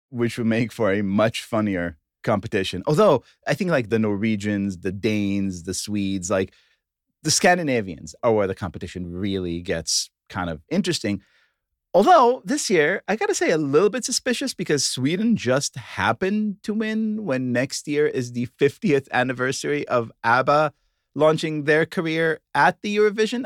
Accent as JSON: {"language": "English", "town": "Tel Aviv", "region": "Tel Aviv District", "country": "Israel", "tie": "born or raised there", "said": "I was born in Tel Aviv"}